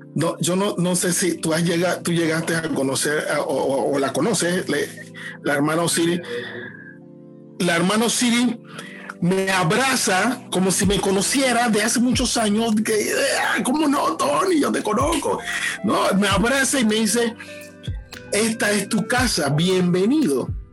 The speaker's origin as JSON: {"language": "Spanish", "town": "Panama City", "region": "Panamá", "country": "Panama", "tie": "born or raised there", "said": "Crecí en Betania, en Los Libertadores"}